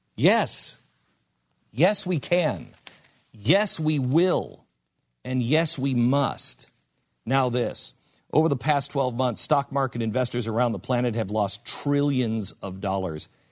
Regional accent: West Coast, United States; moved away; I grew up on the West Coast

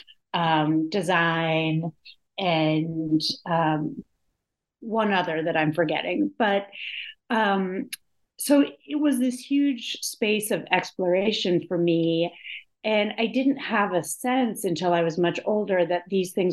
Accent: Pittsburgh, Pennsylvania, United States; I grew up in Pittsburgh, Pennsylvania

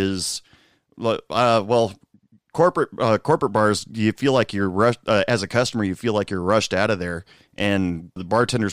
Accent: Portland, Oregon, United States; I'm originally from Portland, Oregon

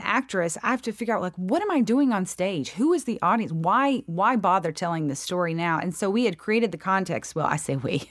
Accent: Free Home, Georgia, United States; accent: drawl; I grew up in a really super, super, super small town

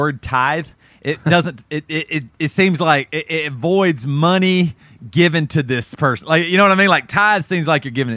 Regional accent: Greer, South Carolina, United States; also born or lived in Florence, South Carolina; I grew up in Greer, South Carolina

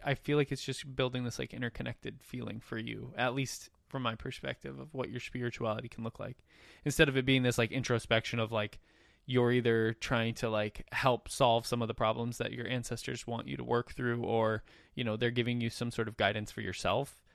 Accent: Minnesota, United States; growing up in Minnesota

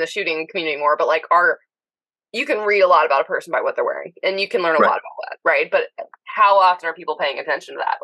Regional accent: Pensacola, Florida, United States; now in Knoxville, United States; I was from Pensacola, Florida, in the Panhandle

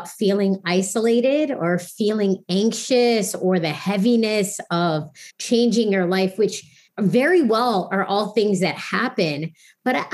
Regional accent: Virginia, United States; now in New York City, United States; I grew up in Virginia

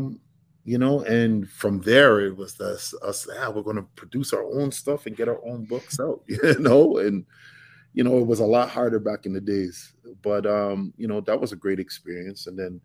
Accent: Toronto, Ontario, Canada

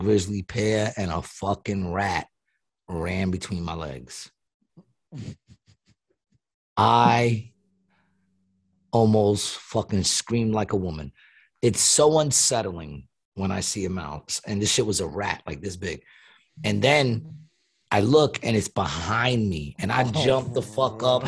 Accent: New York, United States; moved away; I'm from New York

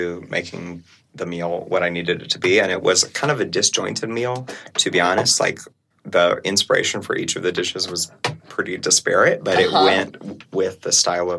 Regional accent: South Carolina, United States; I'm from South Carolina

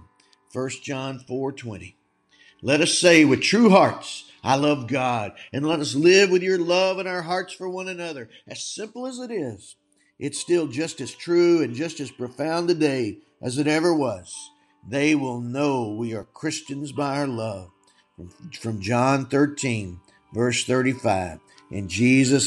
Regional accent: Texas, United States; I was born in Texas

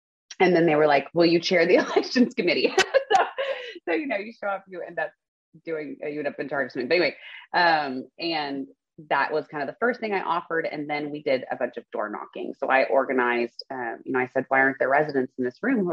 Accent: Spring, Texas, United States; also born or lived in The Woodlands, Texas; I grew up in Spring near Klein High School with my parents, older brother, younger sister

